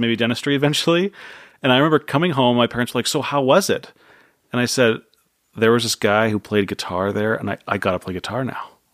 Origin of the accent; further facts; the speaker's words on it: San Jose, California, United States; born and raised in San Jose